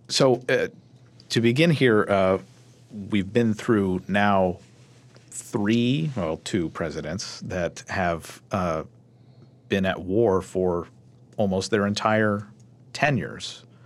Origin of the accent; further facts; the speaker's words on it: Louisville, Kentucky, United States; my hometown, Louisville